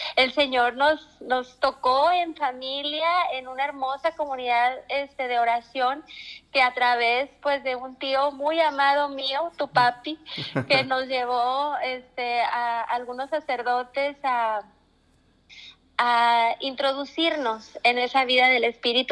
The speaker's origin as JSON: {"language": "Spanish", "town": "Nueva Rosita", "region": "Coahuila", "country": "Mexico", "tie": "born or raised there", "also_born_or_lived": "Freeport, Texas, United States / Monterrey, Mexico", "said": "He vivido la mayor parte de mi vida aquí en Rosita. Durante algunos años de mi infancia eh, radicamos en Estados Unidos, este, en un pueblito llamado Freeport, ahí cerca de Houston"}